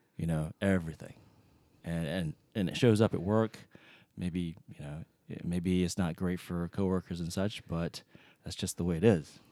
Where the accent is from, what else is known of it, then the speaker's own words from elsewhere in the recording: North Carolina, United States; now in Seattle, United States; I grew up in North Carolina